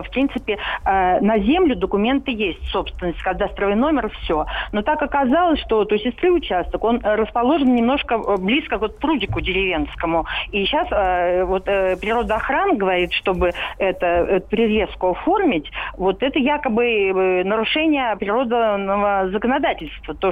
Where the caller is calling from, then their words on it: Moscow, Russia; А, здравствуйте, я из Москвы.